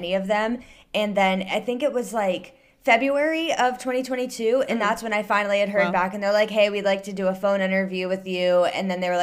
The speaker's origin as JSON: {"language": "English", "region": "Ohio", "country": "United States", "tie": "born or raised there", "moved": "as an adult", "lives_now": "Northern Virginia, United States", "said": "I was born and raised in Ohio, grew up there, went to school there, everything"}